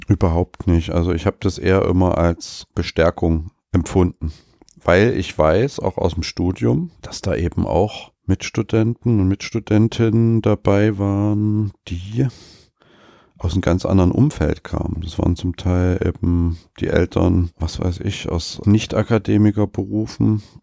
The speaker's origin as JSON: {"language": "German", "town": "Leipzig", "region": "Saxony", "country": "Germany", "tie": "born or raised there", "said": "ich bin ja gebürtiger Leipziger"}